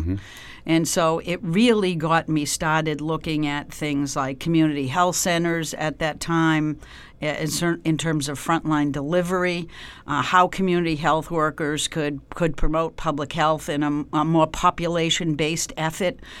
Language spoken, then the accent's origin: English; Canton, Massachusetts, United States; also born or lived in Dorchester, Boston; I grew up um, just south of Boston. My family uh, is originally from Dorchester, so when I was a young kid, we moved out um, uh, to Canton, Massachusetts, which is a few miles south